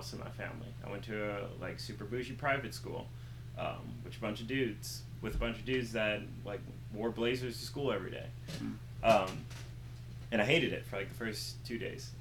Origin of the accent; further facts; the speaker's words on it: Upper Darby, Pennsylvania, United States; also born or lived in Philadelphia; where I'm from, and I'm from Upper Darby, Pennsylvania